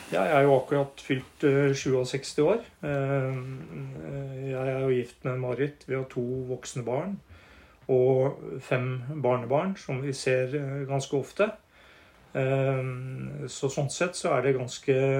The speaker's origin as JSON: {"language": "Norwegian", "region": "Northern Norway", "country": "Norway", "tie": "born or raised there", "also_born_or_lived": "Hamar", "moved": "yes", "said": "jeg er eh, småbrukersønn fra Nord-Norge. vokst opp ute i havgapet"}